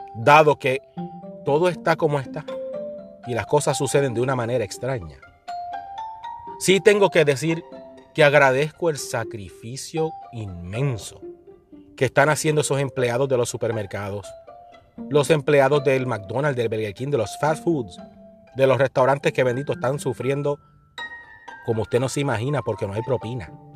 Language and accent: Spanish; Puerto Rico; Los que venimos de Puerto Rico